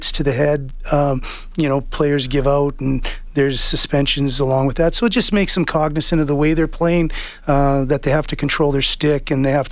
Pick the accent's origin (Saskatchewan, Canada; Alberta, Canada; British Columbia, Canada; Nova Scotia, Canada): British Columbia, Canada; Kamloops; I grew up playing midget in Kamloops